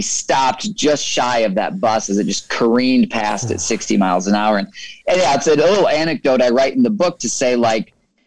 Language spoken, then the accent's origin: English; Michigan, United States; I grew up in Michigan